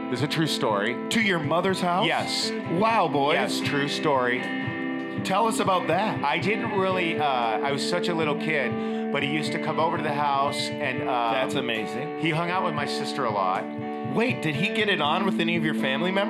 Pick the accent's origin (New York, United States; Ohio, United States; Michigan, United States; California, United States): California, United States; Inglewood; my nickname in school, because I grew up in Inglewood